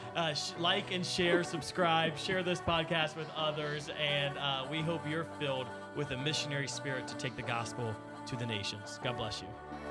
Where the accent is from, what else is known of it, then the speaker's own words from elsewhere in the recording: United States; as an American